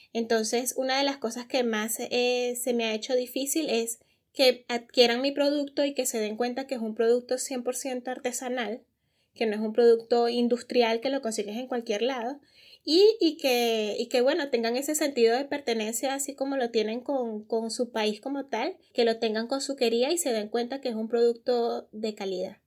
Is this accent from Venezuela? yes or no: yes; Venezuela; also born or lived in Germany; now in Peru; nosotros como venezolanos